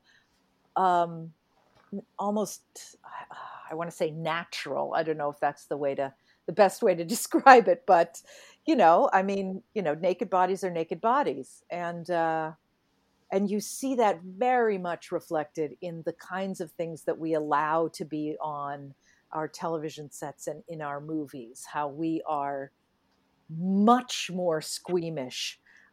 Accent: New England, United States; I grew up in New England

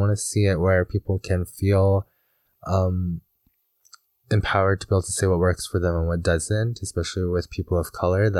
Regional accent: Alberta, Canada; which describes an enduring running wolf. Mm. And I come from the Bigani First Nation.

